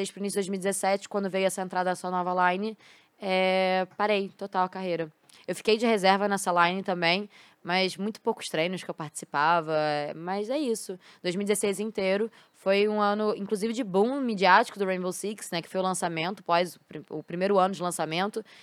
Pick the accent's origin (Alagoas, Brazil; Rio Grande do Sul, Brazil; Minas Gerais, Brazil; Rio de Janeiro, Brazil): Rio de Janeiro, Brazil; Sou carioca. Carioca. Sou de carioca. onde? Do Rio? Eu sou de Botafogo. Botafogo. Sim. Sou de Botafogo.